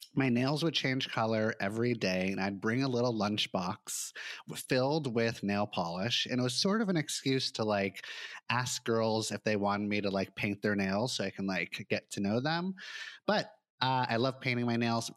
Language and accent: English; Santa Monica, California, United States; I grew up in Santa Monica in Los Angeles